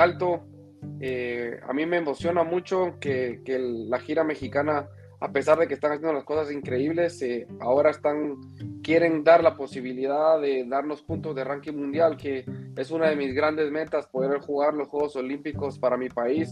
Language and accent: Spanish; Guatemala; nuestro país está creciendo.